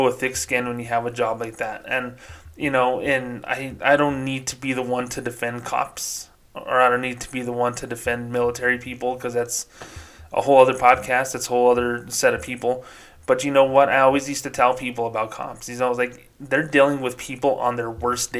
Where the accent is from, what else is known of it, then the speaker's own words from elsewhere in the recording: Socorro, New Mexico, United States; my hometown of Socorro, New Mexico.